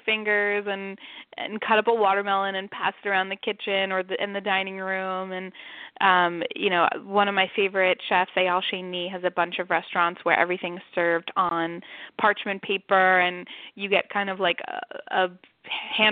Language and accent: English; New York City, New York, United States; also born or lived in San Francisco; now in New York City, United States; I'm from Manhattan